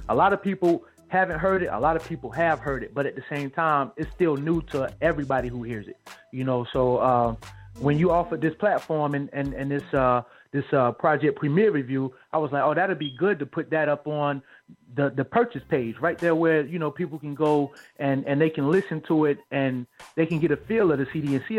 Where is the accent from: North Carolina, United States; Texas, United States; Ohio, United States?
North Carolina, United States; Wilmington; also born or lived in Greensboro, North Carolina / Raleigh, North Carolina; now in Charlotte, United States; my hometown, Wilmington, North Carolina. For Charlotte, North Carolina, where I live now.